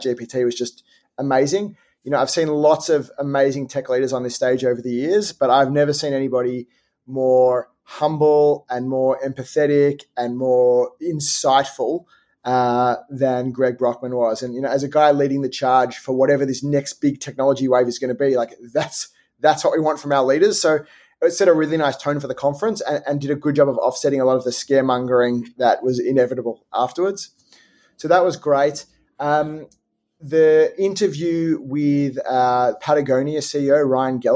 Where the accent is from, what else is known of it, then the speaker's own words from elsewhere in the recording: Australia; being Australian